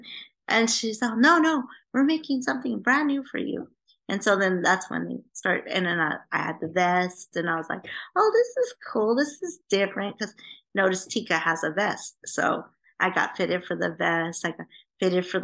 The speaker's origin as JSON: {"language": "English", "town": "Vancouver", "region": "British Columbia", "country": "Canada", "tie": "born or raised there", "moved": "yes", "lives_now": "Los Angeles, United States", "said": "we're both from Canada. I was born in Vancouver. She's from Canada. So we're both Canadian."}